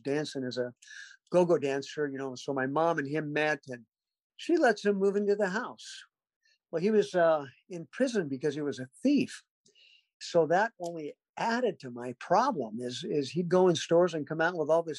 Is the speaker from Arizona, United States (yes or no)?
yes; Mesa, Arizona, United States; also born or lived in Garden Grove, California; now in Fayetteville, United States; I wasn't born in Arizona, Mesa, Arizona, but I did grow up there. We moved when I was two.